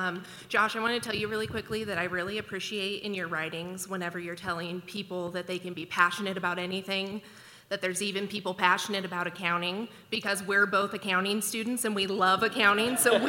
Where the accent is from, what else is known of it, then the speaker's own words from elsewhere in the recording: Spokane, Washington, United States; I'm actually from Spokane, Washington. My husband and I drove up here this weekend.